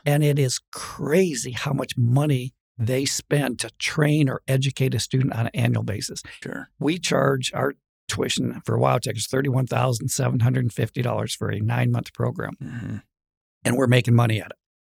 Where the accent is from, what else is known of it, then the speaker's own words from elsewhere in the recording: LaGrange, Wyoming, United States; also born or lived in Michigan; my dad was a preacher, and he moved us to Lagrange, excuse me, Wyoming